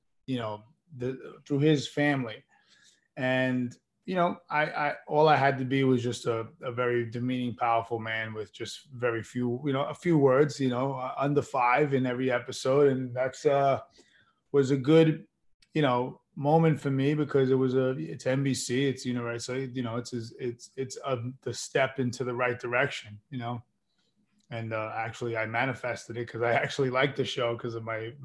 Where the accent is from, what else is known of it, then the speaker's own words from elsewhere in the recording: New York, United States; moved away as an adult; also born or lived in Queens, New York; now in Los Angeles, United States; I was from New York.